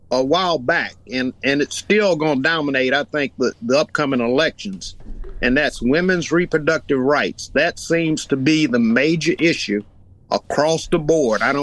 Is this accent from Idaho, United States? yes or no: no; Youngstown, Ohio, United States; moved away; I grew up in Youngstown.